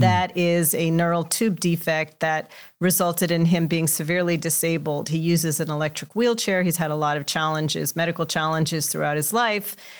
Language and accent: English; Los Angeles, California, United States; I grew up in Los Angeles in a Mexican-American household